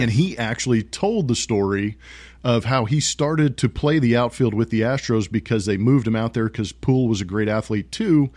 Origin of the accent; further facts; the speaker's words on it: West Coast, United States; I grew up on the West Coast.